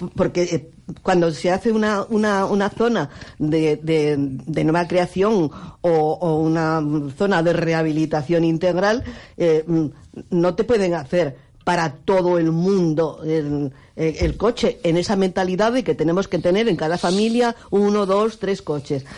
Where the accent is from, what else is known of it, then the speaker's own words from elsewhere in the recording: Extremadura, Spain; now in Las Palmas, Spain; mi tierra